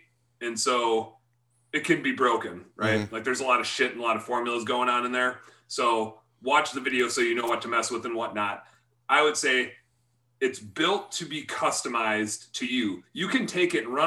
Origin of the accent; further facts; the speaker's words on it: Wisconsin, United States; I'm from Wisconsin